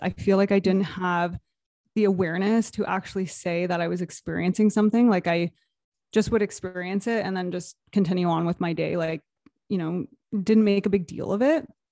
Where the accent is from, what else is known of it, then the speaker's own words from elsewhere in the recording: Toronto, Canada area, Ontario, Canada; I am from Toronto, Canada area, just outside of Toronto